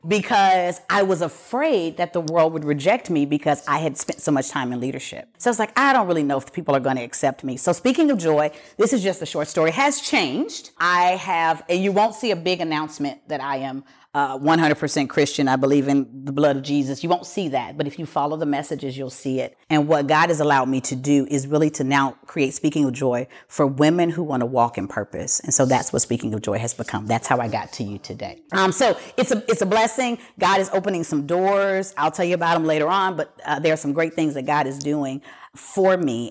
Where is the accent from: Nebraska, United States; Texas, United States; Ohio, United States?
Texas, United States; Pasadena; born and raised in Pasadena